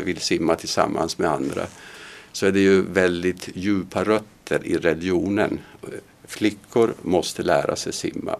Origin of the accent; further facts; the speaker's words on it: Finland; now in Sweden; När jag växte upp i Finland